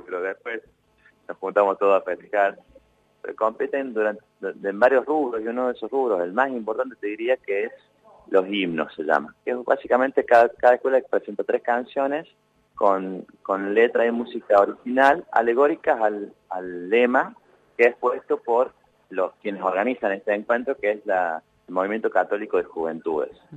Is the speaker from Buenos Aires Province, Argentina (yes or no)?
no; Villa Dolores, Córdoba, Argentina; now in Buenos Aires, Argentina; yo nací en el Valle de Sierra, en Villa Dolores, como te contaba, mi mamá y mi papá, una pareja muy jovencita